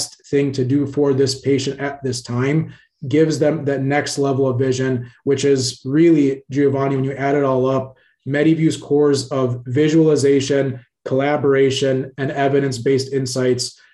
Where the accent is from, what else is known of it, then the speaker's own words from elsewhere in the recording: Cairo, Cairo Governorate, Egypt; now in United States; I was actually born in Cairo, Egypt. I come from a family that immigrated to the States in the very early